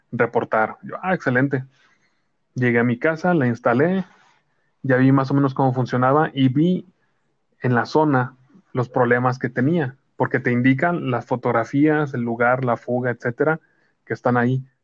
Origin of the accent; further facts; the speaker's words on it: Mexico; Yo soy mexicano y soy guadalupano